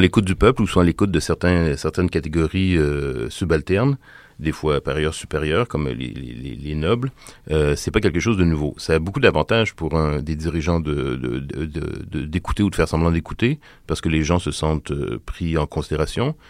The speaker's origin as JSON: {"language": "French", "region": "Quebec", "country": "Canada", "said": "la, loi du baillon qu'on a euh, chez nous au Québec"}